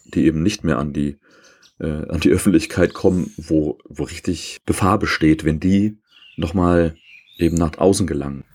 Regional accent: East Germany, Germany; Ich bin ja äh, in der DDR aufgewachsen

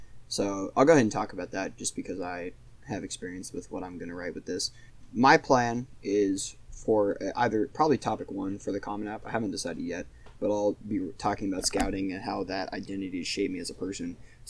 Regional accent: Texas, United States; we are from Texas

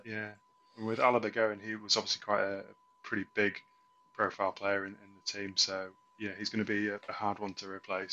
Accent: England, United Kingdom; as an Englishman

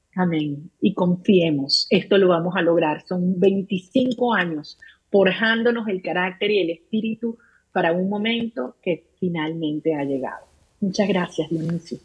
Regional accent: Venezuela; los venezolanos estamos unidos como nunca antes

